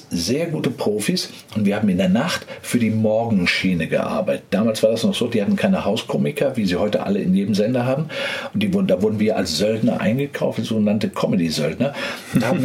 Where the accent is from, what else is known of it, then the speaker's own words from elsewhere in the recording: Bochum, North Rhine-Westphalia, Germany; Ich komme aus Bochum